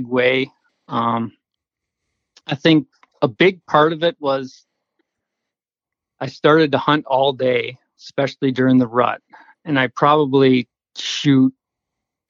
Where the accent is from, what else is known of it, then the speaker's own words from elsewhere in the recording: Madison, Wisconsin, United States; now in Upper Peninsula, Michigan, United States; I grew up in Madison, Wisconsin